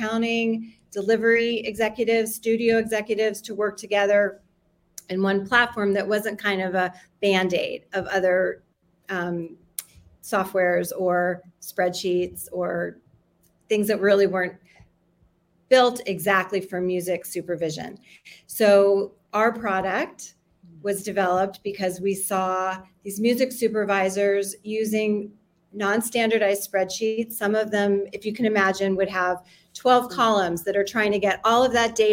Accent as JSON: {"language": "English", "town": "Miami", "region": "Florida", "country": "United States", "tie": "born or raised there", "moved": "yes", "lives_now": "Los Angeles, United States", "said": "I'm here in LA today, but I grew up in Miami"}